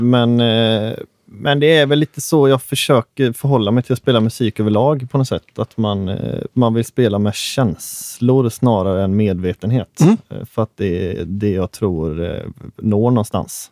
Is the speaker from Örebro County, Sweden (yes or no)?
no; Hönö, Västra Götaland, Sweden; Jag är från Hönö